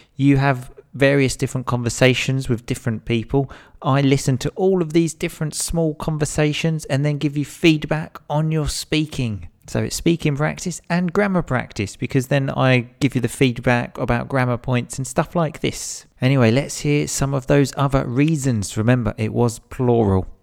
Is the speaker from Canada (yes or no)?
no; England, United Kingdom; I'm definitely English. I definitely come from England